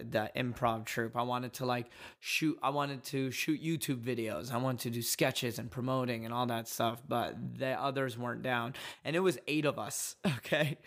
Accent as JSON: {"language": "English", "town": "Dallas", "region": "Texas", "country": "United States", "tie": "born or raised there", "said": "I grew up in Dallas, and we were the only Yemeni family over there"}